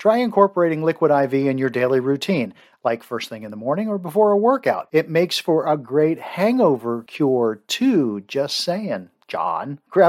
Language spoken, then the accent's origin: English; Baltimore, Maryland, United States; growing up in Baltimore